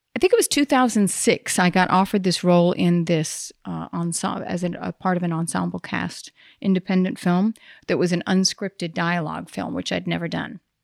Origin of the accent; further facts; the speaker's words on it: the Bible Belt, the South, United States; moved away; I grew up in the Bible Belt.